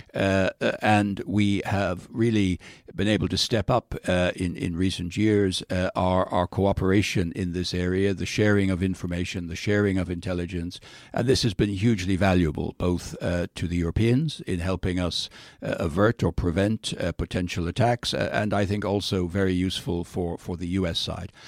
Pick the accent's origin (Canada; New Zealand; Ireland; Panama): Ireland; Dublin, Leinster; moved away as an adult; now in United States; I come from Dublin, which is clearly, you know, a, a much more superior part of Ireland than other parts of Ireland. Uh, uh, uh, and therefore, I, my first identity entity is I'm a Dubliner